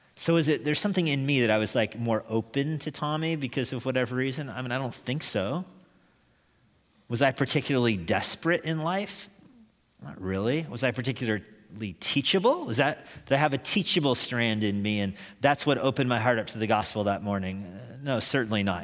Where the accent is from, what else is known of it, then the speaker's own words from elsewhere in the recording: United States; I'm an American.